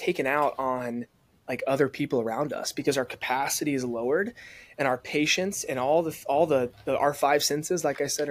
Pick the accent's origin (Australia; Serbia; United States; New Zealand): United States; the South; growing up in the South